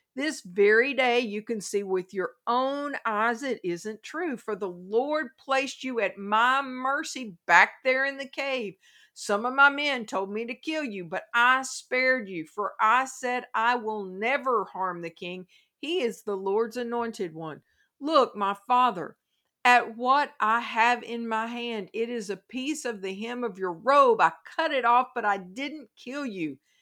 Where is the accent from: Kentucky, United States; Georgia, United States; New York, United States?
Kentucky, United States; my home state of Kentucky